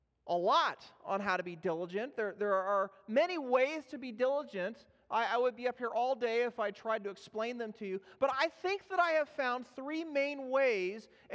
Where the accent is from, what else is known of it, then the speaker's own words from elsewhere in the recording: Los Angeles, California, United States; moved away; I'm from Los Angeles